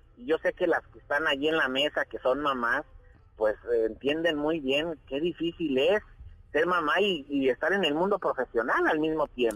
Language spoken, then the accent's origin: Spanish; Jalpa, Zacatecas, Mexico; also born or lived in Fresnillo, Zacatecas; yo nací en Jalpa